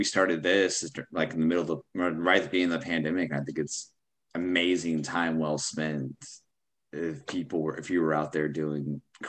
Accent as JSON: {"language": "English", "town": "Dallas", "region": "Texas", "country": "United States", "tie": "born or raised there", "also_born_or_lived": "Austin", "said": "I was living in Austin. I grew up in Dallas, but like, I was living in Austin. I moved back here"}